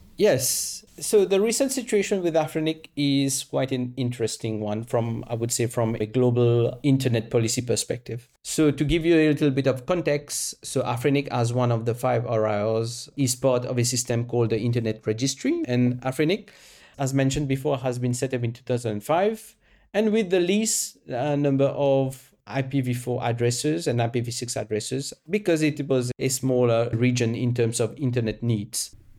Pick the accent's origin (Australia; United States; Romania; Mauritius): Mauritius; moved away as an adult; also born or lived in France / United Kingdom / South Africa; I was born and raised in Mauritius